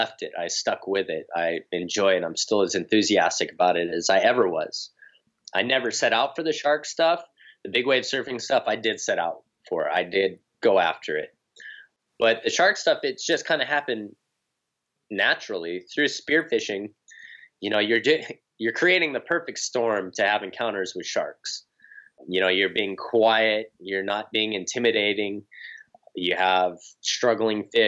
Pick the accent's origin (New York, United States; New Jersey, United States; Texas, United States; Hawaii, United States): Hawaii, United States; North Shore of Oahu; I'm born and raised on the North Shore of Oahu